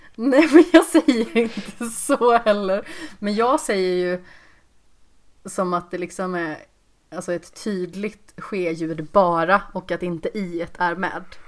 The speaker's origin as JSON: {"language": "Swedish", "area": "Västergötland", "region": "Västra Götaland", "country": "Sweden", "accent": "Västgöta dialect (not pronounced)", "said": "jag har liksom inte så utpräglad västgötedialekt heller."}